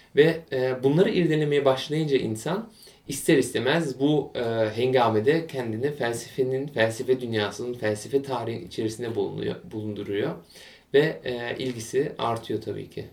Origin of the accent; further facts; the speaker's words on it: Bremen, Germany; also born or lived in Munich / near Frankfurt; Almanya'nın kuzey eyaletlerinden, şehirlerinden biri olan Bremen'de bundan yaklaşık 26 yıl evvel dünyaya geldim.